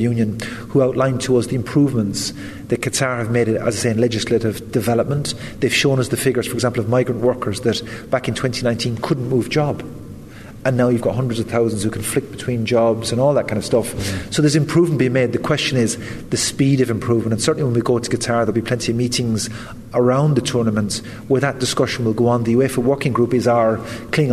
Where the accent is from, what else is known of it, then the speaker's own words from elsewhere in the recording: west of Ireland, Ireland; having grown up in the west of Ireland